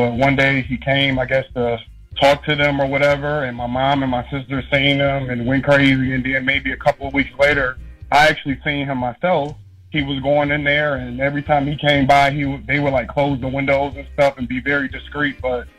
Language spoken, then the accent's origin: English; Center Line, Michigan, United States; growing up in Centerline. I lived in Centerline close to like 8 Mile and Van Dyke